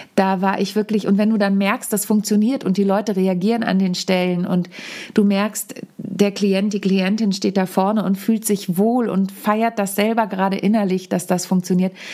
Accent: Wahrenholz, Lower Saxony, Germany; in meinem Heimatdorf in Warenholz, mitten in der Lüneburger Südheide

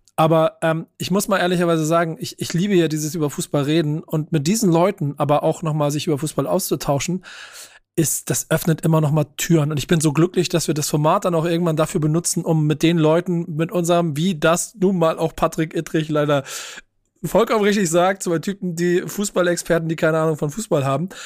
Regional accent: Hamburg, Germany; Ich bin Hamburger durch und durch

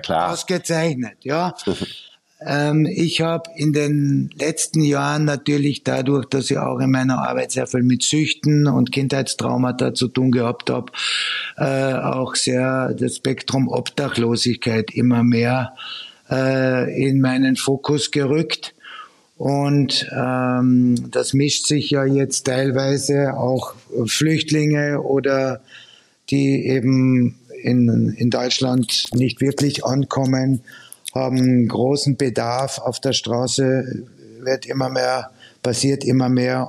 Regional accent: Austria; now in Germany; ich komme ja ursprünglich aus Österreich

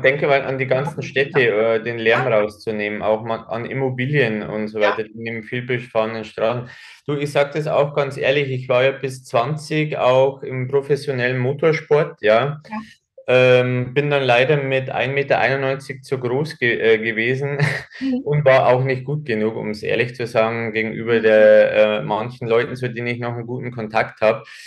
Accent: Germany; hier bei uns in Deutschland

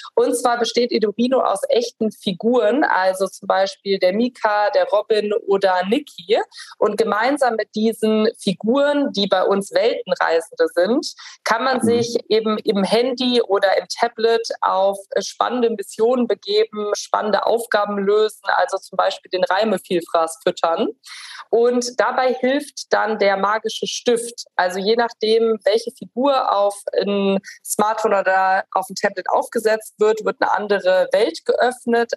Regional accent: Rhineland, Germany; moved away; ich bin ursprünglich Rheinländerin

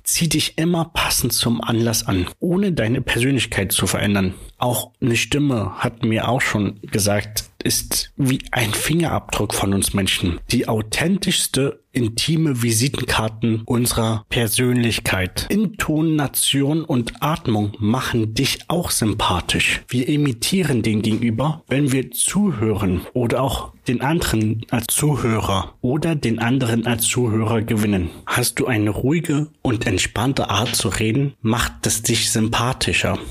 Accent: Brandenburg, Germany; moved away; also born or lived in Munich / Leipzig; Ich bin ja ein gebürtiger Brandenburger, habe zwischenzeitlich mal in München gewohnt, zwischenzeitlich in Leipzig

